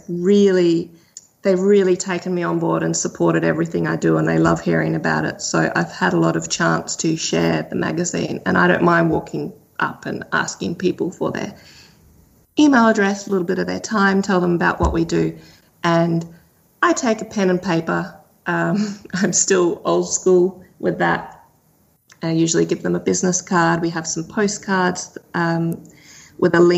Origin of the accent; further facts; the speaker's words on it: Australia; being Australian